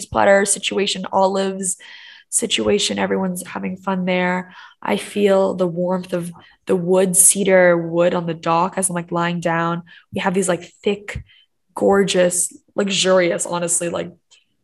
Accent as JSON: {"language": "English", "country": "Hong Kong", "tie": "born or raised there", "also_born_or_lived": "Miami / Canada / Shanghai / Paris", "moved": "as an adult", "said": "the area in which we grew up in Hong Kong"}